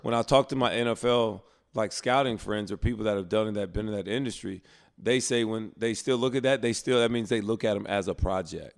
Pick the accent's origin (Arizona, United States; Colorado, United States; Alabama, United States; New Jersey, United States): Alabama, United States; Prattville; I was from Alabama